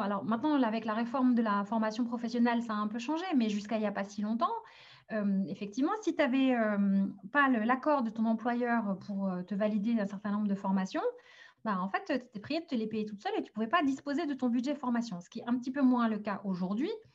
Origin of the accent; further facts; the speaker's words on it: France; also born or lived in Algeria; je suis née en Algérie, mais j'ai grandi et j'ai grandi en France